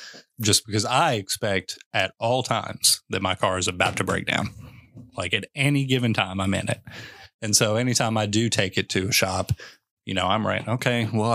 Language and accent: English; Western Kentucky, United States; moved away; I'm from Western Kentucky